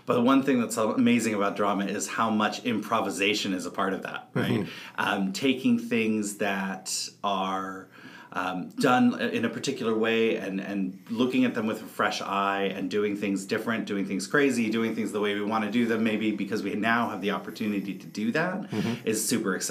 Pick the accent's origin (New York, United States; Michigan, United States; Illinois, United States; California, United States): California, United States; San Francisco; moved away as an adult; now in British Columbia, Canada; I am originally from San Francisco, California, and moved here to BC about 3 years ago